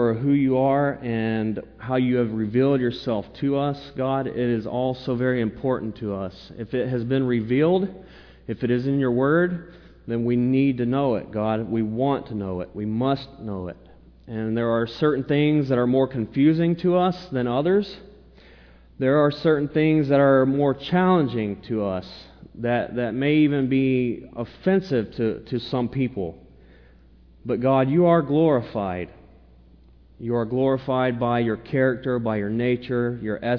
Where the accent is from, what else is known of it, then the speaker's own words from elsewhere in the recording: the South, United States; I'm a Southerner